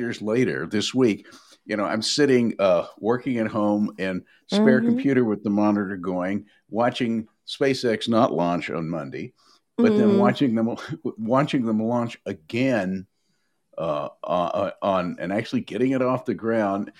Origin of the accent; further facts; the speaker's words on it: Nashville, Tennessee, United States; growing up in Nashville in the 50s